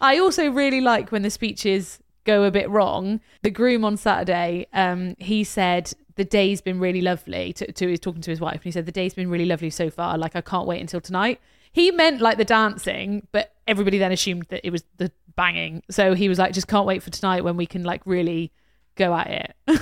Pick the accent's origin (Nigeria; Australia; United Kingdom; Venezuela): United Kingdom; we're British